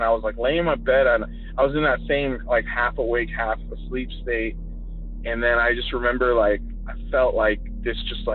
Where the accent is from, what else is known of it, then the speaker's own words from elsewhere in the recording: California, United States; moved away; also born or lived in Colorado; I'm from California. I moved back to my parents' house